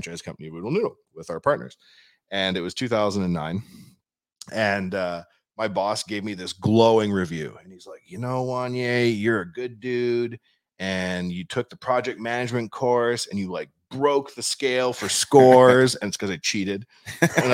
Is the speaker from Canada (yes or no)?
yes; Canada